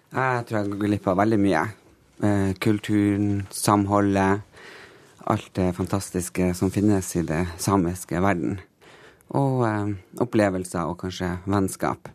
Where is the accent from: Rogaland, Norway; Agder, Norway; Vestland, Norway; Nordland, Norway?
Nordland, Norway; Tysfjord; jeg er absolutt ikke fra Finnmark, jeg er fra Nordland.